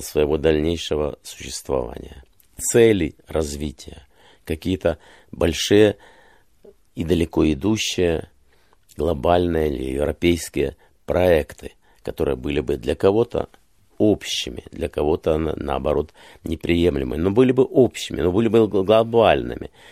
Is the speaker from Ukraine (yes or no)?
yes; Kyiv, Ukraine; moved away; я родился и вырос в Киеве